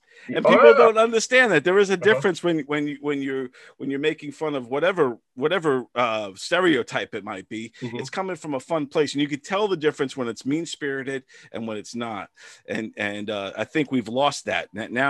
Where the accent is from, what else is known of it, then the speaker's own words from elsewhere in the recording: Long Island, New York, United States; moved away as an adult; also born or lived in North Carolina; I grew up in Long Island, New York. We were a melting pot.